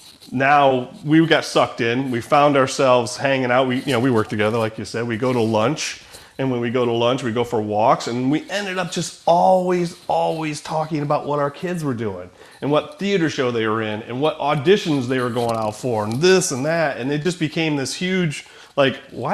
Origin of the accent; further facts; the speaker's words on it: Rising Sun, United States; I grew up in Rising Sun, Lakota